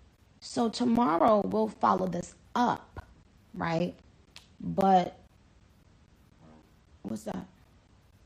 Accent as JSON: {"language": "English", "country": "Trinidad & Tobago", "tie": "born or raised there", "moved": "yes", "said": "I was born in Trinidad."}